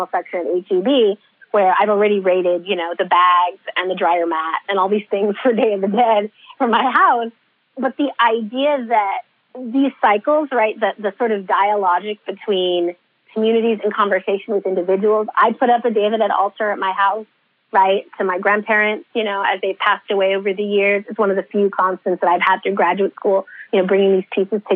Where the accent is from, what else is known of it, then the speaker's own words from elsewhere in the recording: San Francisco Bay Area, California, United States; So I grew up in the San Francisco Bay Area